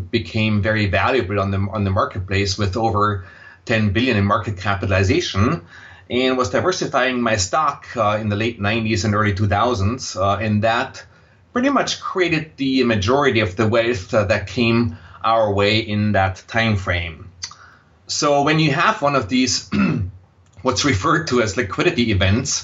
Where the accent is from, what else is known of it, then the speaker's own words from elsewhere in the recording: Austria; accent: Austrian, German; English is a second language; moved away as an adult; also born or lived in Vienna, Austria / Silicon Valley, United States; now in United States; you will detect a slight accent in my voice, and that accent is Austrian, German. So I grew up in Austria